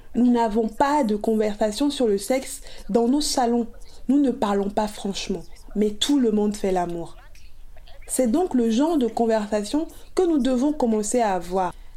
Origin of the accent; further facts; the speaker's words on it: South Africa; Je suis originaire d'Afrique du Sud